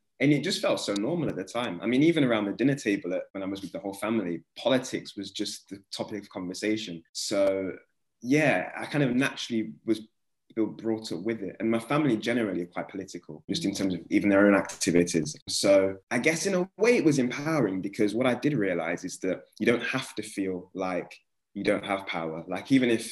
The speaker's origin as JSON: {"language": "English", "town": "Nottingham", "region": "East Midlands", "country": "United Kingdom", "tie": "born or raised there", "said": "growing up in Nottingham"}